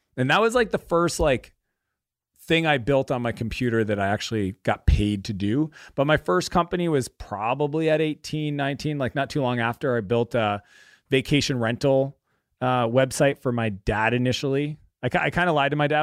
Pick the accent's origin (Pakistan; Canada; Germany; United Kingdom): Canada; our area that we grew up in in Canada